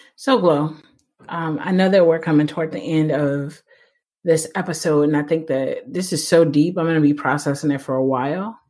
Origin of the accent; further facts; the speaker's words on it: United States; I grew up pretty pretty poor. I'm an American